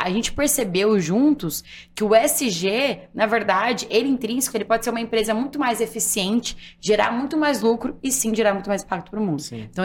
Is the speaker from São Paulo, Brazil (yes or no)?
yes; Guarulhos, São Paulo, Brazil; Eu sou de Guarulhos, eu brinco assim, gente, eu sou prova viva, Guarulhos tem mais que aeroporto, tem gente que mora lá, então eu sou de Guarulhos.